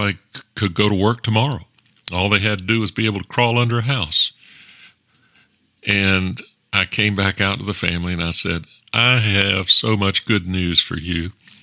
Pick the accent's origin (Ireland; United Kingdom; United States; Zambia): United States; the South; also born or lived in Texas